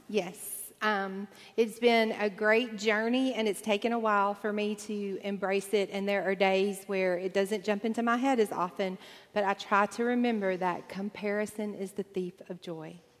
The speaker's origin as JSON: {"language": "English", "region": "Deep South", "country": "United States", "tie": "born or raised there", "said": "I grew up in the Deep South"}